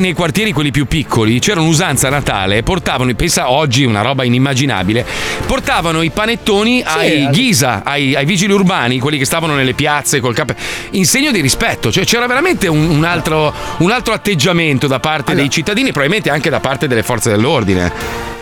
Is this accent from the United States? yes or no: yes; United States; now in Italy; Io che sono americano